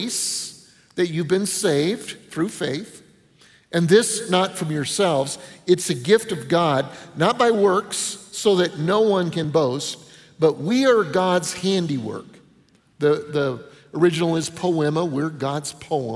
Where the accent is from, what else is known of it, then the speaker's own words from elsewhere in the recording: Denver, Colorado, United States; moved away; I grew up in Denver